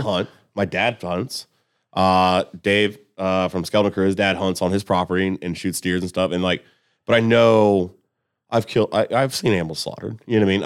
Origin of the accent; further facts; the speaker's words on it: Columbus, United States; I'm, I'm from Columbus